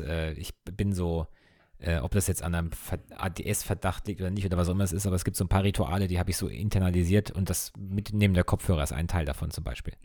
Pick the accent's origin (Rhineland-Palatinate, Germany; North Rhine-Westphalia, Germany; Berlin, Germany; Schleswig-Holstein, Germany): Rhineland-Palatinate, Germany; Ingelheim; wir kommen ja aus Ingelheim, was ja in der Nähe von Mainz ist